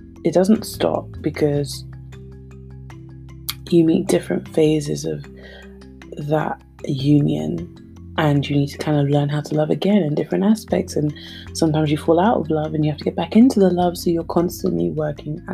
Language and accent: English; Nigeria; being Nigerian